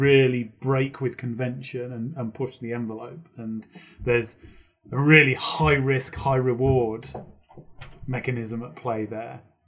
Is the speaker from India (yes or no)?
no; United Kingdom; a local radio station in the U K near my hometown